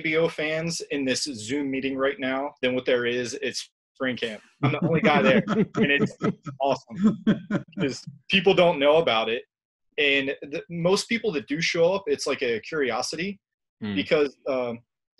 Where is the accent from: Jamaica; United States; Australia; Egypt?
United States; being American.